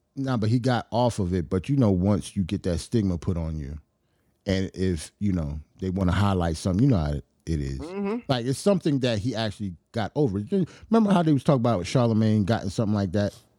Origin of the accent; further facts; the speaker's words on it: New York, United States; as a New Yorker